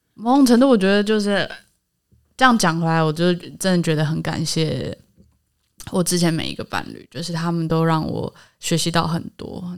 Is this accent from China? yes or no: no; Taipei, Taiwan; 我们家在台北市长大，然后是，呃，希望台湾独立的